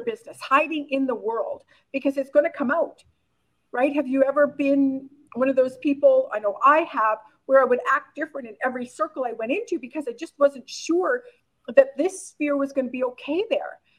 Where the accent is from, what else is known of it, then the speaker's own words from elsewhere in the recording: Oxbow, Saskatchewan, Canada; moved away; also born or lived in Korea; I was born and raised in a really small town in called Oxbow, Saskatchewan, Canada, with like 1,200 people